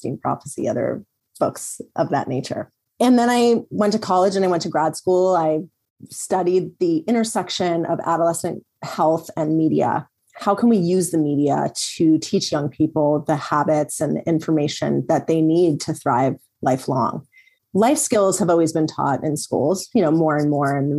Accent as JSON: {"language": "English", "town": "Los Angeles", "region": "California", "country": "United States", "tie": "born or raised there", "said": "I grew up in Los Angeles"}